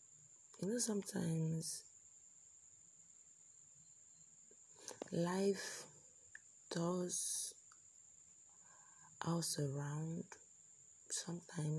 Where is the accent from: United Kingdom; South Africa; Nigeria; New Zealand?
Nigeria; I'm a Nigerian